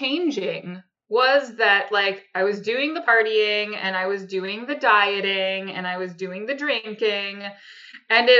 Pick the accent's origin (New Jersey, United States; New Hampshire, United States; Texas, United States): New Hampshire, United States; moved away as an adult; also born or lived in New York City; we are both from New Hampshire originally, which is why we decided to come back here